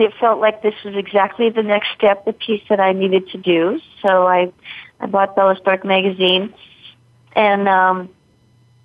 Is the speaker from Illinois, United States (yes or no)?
no; Fort Collins, Colorado, United States; I was the executive director of the symphony in my hometown of Fort Collins, Colorado